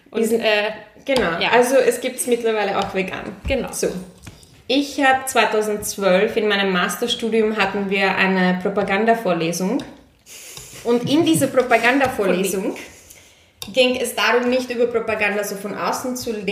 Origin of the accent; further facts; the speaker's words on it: Munich, Bavaria, Germany; ich bin ja in München aufgewachsen